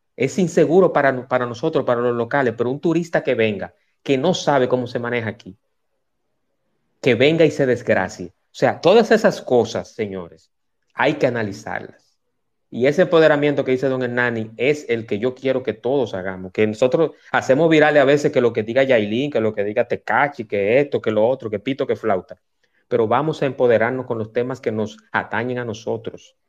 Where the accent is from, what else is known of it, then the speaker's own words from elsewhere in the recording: Dominican Republic; creo en mi país